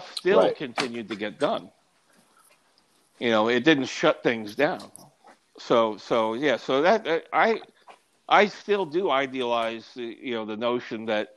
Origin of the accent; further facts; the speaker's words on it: New York, United States; moved away; also born or lived in Austin, Texas; I'm a New Yorker, so I use hand language too